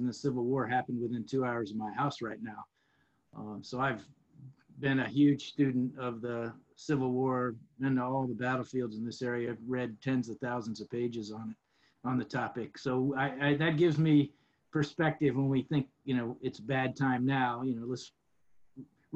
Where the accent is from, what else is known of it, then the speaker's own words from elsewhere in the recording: Alexandria, Virginia, United States; also born or lived in California / Mississippi / Norfolk, Virginia / Southern Maryland; when people ask me where you're from, I say Alexandria, Virginia